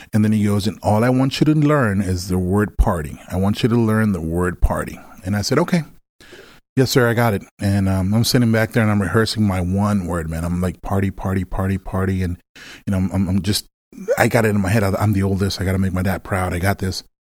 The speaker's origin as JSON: {"language": "English", "town": "Villahermosa", "region": "Tabasco", "country": "Mexico", "tie": "born or raised there", "moved": "yes", "lives_now": "Texas, United States", "said": "I was born in Mexico, um, I was born in a, in a small place called Villahermosa, Tabasco, which is close to Cancun"}